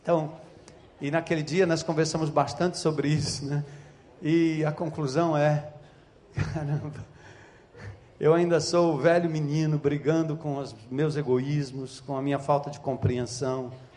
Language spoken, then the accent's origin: Portuguese; São Paulo, Brazil; Nascido e criado na Zona Norte de São Paulo, filho de nordestino